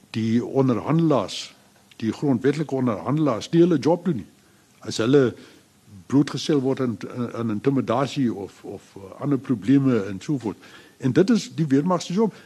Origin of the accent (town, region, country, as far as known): South Africa